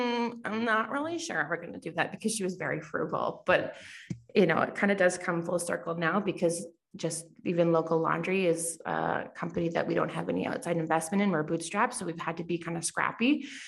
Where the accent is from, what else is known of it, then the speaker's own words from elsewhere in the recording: Lethbridge, Alberta, Canada; born there; also born or lived in Calgary; I was born in Lethbridge. Just south of Calgary. And then we moved around a lot when I was younger. And then we've been in Calgary for 22 years.